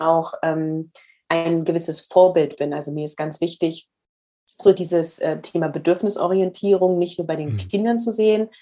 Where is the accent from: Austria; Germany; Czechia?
Germany; Northern Germany; Ich komme aus Norddeutschland